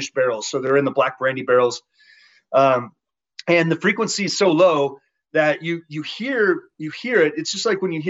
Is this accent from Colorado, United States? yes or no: yes; Southern Colorado, United States; I was raised in Southern Colorado, rural Colorado